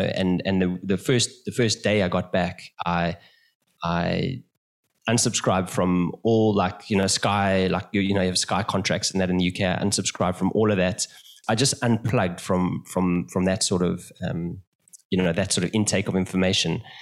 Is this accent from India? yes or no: no; South Africa; moved away as an adult; also born or lived in London; now in Brazil; I'm originally from South Africa